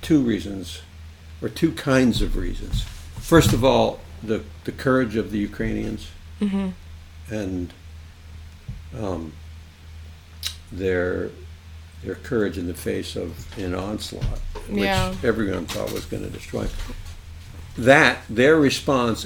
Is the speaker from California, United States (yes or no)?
no; New Jersey, United States; moved away as an adult; also born or lived in Catskills, New York; now in Walpole, United States; I grew up in North Jersey and in the Catskills